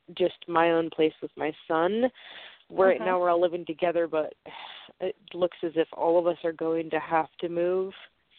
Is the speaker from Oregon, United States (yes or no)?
yes; Oregon, United States; I'm from Oregon.